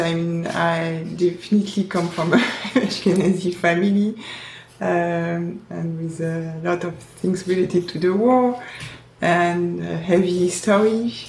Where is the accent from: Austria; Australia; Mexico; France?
France; now in California, United States; we were raised in France, and when I was going to the Jewish camp, I mean, most of my friends were Sephardic as well, so I think I embraced the tradition as well.